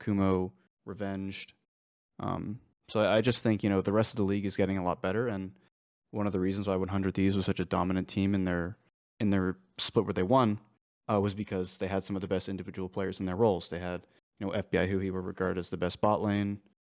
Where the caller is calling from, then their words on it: San Antonio, Texas, United States; San Antonio, Texas.